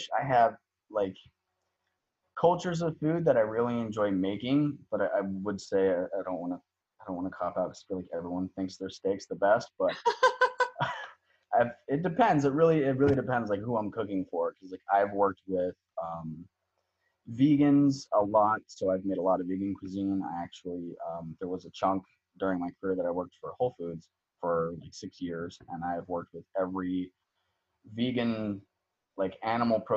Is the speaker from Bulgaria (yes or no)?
no; Arizona, United States; also born or lived in Texas / New Mexico; I've worked in my home state in Arizona.